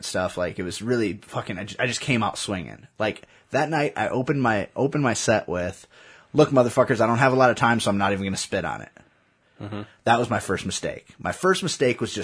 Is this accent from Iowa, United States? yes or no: yes; Waterloo, Iowa, United States; I was from Waterloo